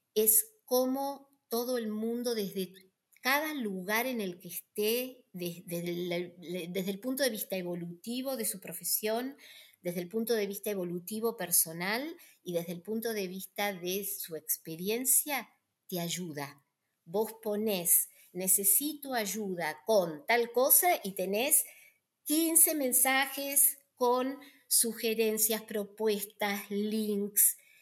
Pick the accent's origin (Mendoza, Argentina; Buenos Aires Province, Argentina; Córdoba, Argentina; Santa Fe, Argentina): Buenos Aires Province, Argentina; Tandil; moved away as an adult; yo nací en Tandil